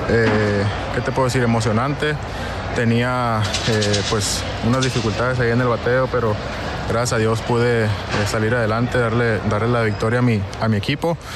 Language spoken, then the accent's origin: Spanish; Hermosillo, Sonora, Mexico; yo soy de Hermosillo y tú eres del rival.